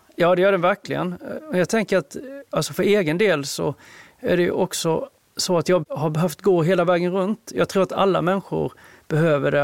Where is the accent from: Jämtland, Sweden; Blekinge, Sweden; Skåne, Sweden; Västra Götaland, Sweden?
Blekinge, Sweden; Sölvesborg; born or raised there; moved away as an adult; also born or lived in South Korea; now in Stockholm, Sweden